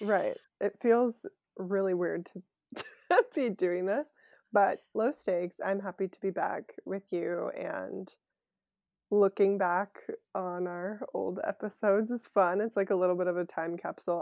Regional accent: Bay Area, California, United States; also born or lived in French Alps / Cleveland / New York; I grew up in the Bay Area

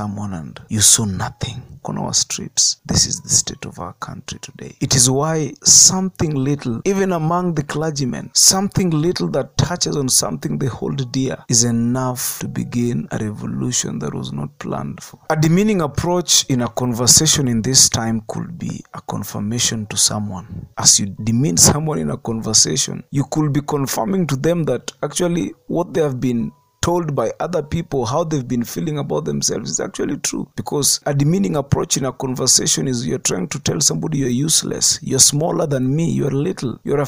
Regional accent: Kenya

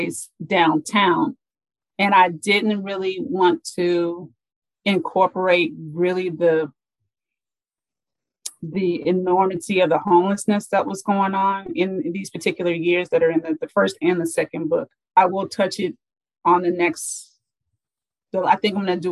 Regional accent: Los Angeles, California, United States; I was raised in Los Angeles, for those who are from LA, Mid-Wilshire District. But later on, like when I was 10, my dad moved me and my sisters and my mommy over to South Central

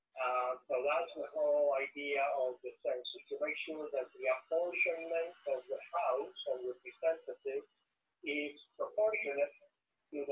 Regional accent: Puerto Rico; moved away; I was born, I grew up in Puerto Rico.

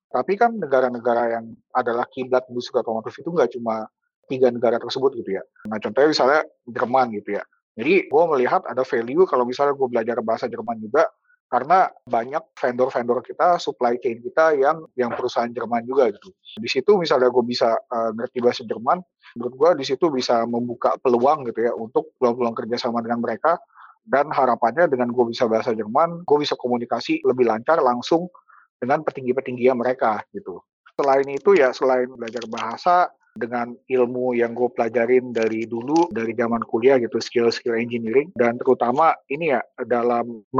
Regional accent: Indonesia; born there; agak sayang gitu kalau ilmunya itu gua pakai untuk bikin produk-produk yang nggak dijual di tanah kelahiran gue sendiri gitu.

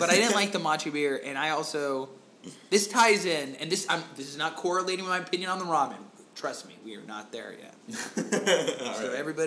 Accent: Florida, United States; I grew up in Florida

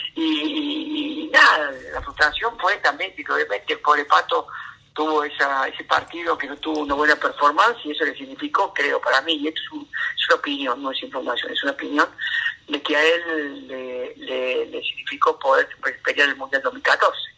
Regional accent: Río Ceballos, Córdoba, Argentina; accent: cordobés; moved away as an adult; also born or lived in Buenos Aires; Natal es Río Ceballo

